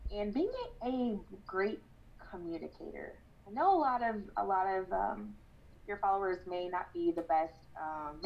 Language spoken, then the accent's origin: English; Kansas City, United States; I'm working for my hometown teams